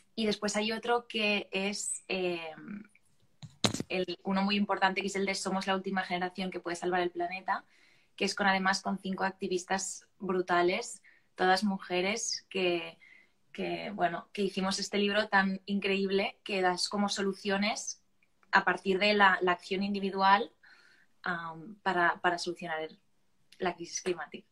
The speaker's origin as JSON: {"language": "Spanish", "town": "Barcelona", "region": "Catalonia", "country": "Spain", "said": "soy de Barcelona y tengo 23 años"}